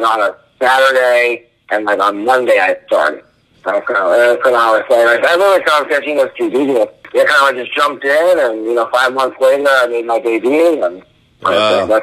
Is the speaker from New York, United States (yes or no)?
no; New Jersey, United States; I'm from New Jersey